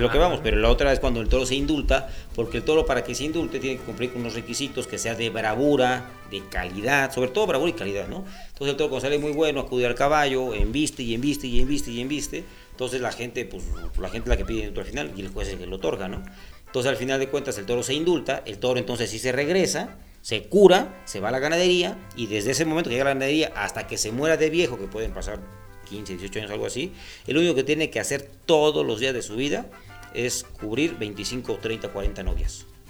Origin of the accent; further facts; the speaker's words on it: Mexico; nosotros como mexicanos